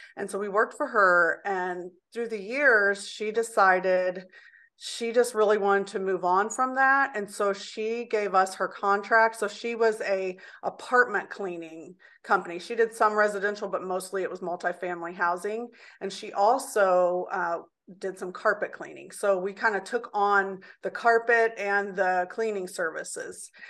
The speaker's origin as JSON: {"language": "English", "town": "Indianapolis", "region": "Indiana", "country": "United States", "tie": "born or raised there", "said": "I was born in Indianapolis, Indiana, and I grew up downtown Indianapolis in areas that were called the Valley and Old South Side"}